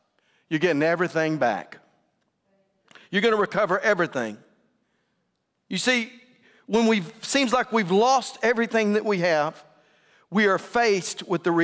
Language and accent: English; West Texas, United States; I'm from West Texas